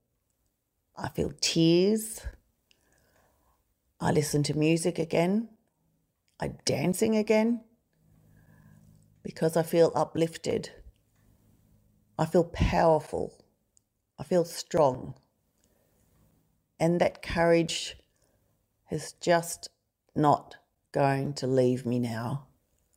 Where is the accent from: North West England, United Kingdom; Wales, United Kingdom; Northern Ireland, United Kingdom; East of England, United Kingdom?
Northern Ireland, United Kingdom; Belfast; moved away; I was born in Belfast, a place at the time that was full of hatred, fighting, people pitted against each other because of their religion and other reasons as well. We left that town on a ship and we sailed for 6 weeks on a rough sea.